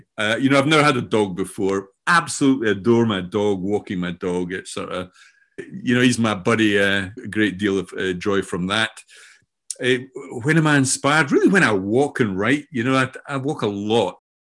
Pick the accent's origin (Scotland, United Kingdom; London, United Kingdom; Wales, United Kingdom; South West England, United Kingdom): Scotland, United Kingdom; accent: Scottish; now in Brighton, United Kingdom; although I'm speaking today from Brighton in the south coast of England, you can probably tell already that I have a Scottish accent, which is where I'm from originally.